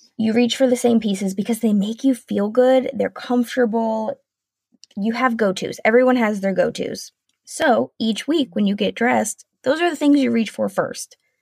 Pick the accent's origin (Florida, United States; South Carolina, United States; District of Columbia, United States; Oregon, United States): South Carolina, United States; moved away as an adult; now in Washington, United States; We are originally from South Carolina, so it was a huge move